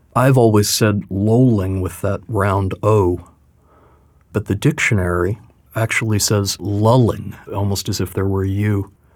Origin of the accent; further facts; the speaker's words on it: Louisville, Kentucky, United States; I was born in Louisville, and so there was a hope that I might bring some kind of native perspective